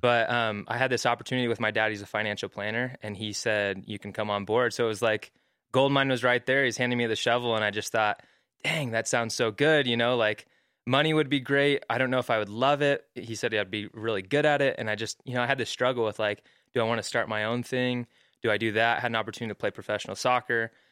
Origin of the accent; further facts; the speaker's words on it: Mesa, Arizona, United States; moved away as an adult; also born or lived in Hawaii; now in Utah, United States; I grew up in Arizona, Mesa, Arizona. Uh, moved out here for school at B Y U